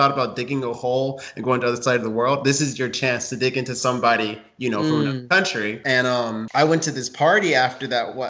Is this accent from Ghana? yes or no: yes; Ghana; Like, yeah, I'm from Africa. I'm okay. I'm Ghanaian.